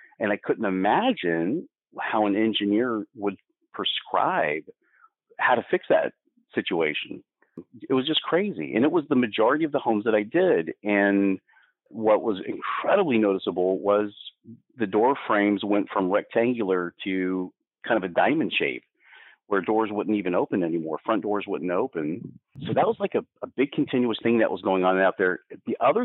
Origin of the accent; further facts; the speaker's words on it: Florida, United States; I was born in Florida. I didn't ask to be born in Florida. It is my environment.